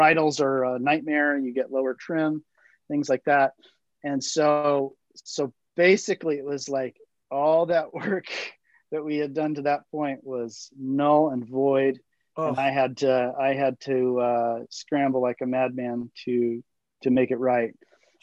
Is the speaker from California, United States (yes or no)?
yes; Southern California, United States; Growing up in Southern California